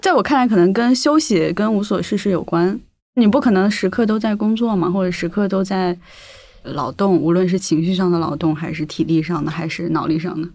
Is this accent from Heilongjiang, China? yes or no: no; Jiangxi, China; accent: Hakka; 我是赣南人嘛，然后嗯可能那个是客家方言